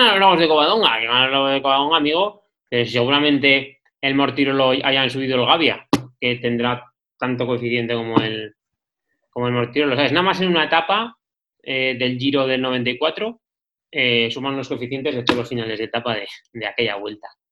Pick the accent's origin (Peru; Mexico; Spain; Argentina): Spain; La Rioja; yo soy riojano